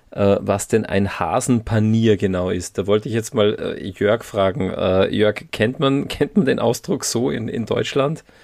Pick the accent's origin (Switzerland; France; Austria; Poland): Austria; sagen wir jetzt als Österreicher eher nicht so, aber zumindest kennen wir es.